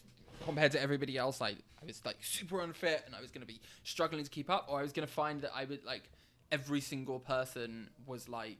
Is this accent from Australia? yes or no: no; England, United Kingdom; also born or lived in Israel; now in London, Canada; growing up in England